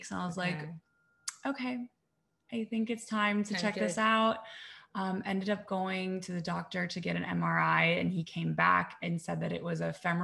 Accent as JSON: {"language": "English", "town": "Columbus", "region": "Ohio", "country": "United States", "also_born_or_lived": "New York", "moved": "as an adult", "said": "I'm from Columbus, Ohio, but moved to New York right after college."}